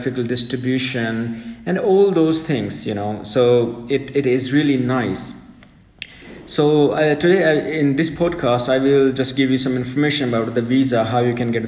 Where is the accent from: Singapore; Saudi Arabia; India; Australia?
India; As an Indian